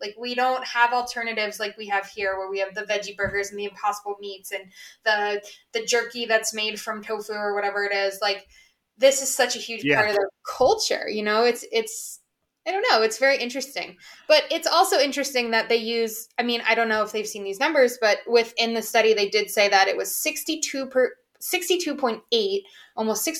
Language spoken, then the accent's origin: English; United Kingdom; I'm British.